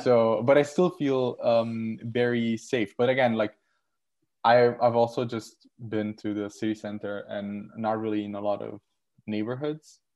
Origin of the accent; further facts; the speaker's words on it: Southern Italy, Italy; also born or lived in Netherlands; now in Strasbourg, France; I'm from southern Italy